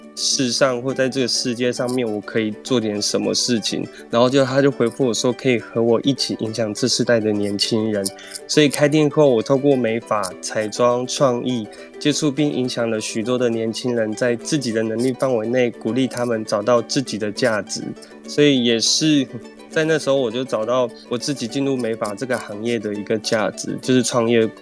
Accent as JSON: {"language": "Chinese", "town": "Jianshi", "region": "Hsinchu County", "country": "Taiwan", "moved": "yes", "lives_now": "Zhudong, Taiwan", "said": "我是超自然 hair salon 的负责人，也是发型设计师，我来自于新竹坚实寺泰雅族，曾在新竹苗栗法郎工作，目前因工作居住在竹东"}